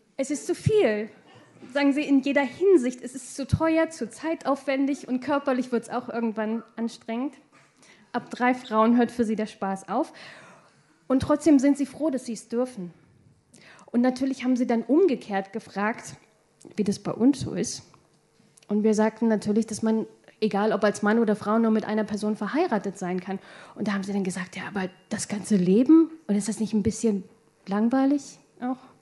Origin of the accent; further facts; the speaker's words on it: Hildesheim, Lower Saxony, Germany; ich komme aus Hildesheim